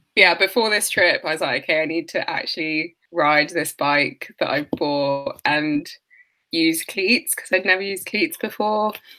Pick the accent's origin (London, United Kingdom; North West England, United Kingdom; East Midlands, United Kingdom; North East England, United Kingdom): London, United Kingdom; I'm from London and my family's from Nigeria